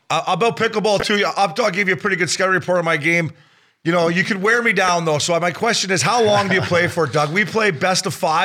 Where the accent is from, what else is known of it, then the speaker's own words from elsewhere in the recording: Canada; the golf course where I grew up in Canada